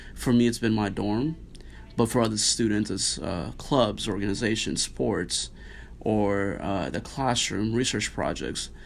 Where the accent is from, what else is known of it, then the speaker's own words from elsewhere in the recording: Nairobi, Kenya; also born or lived in Arlington, Texas; now in Notre Dame, United States; I grew up in uh, Nairobi, Kenya